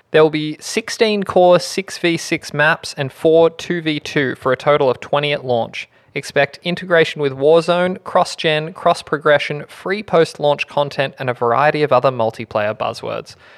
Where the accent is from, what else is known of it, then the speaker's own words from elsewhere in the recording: Australia; we're Australian, so we can't pronounce it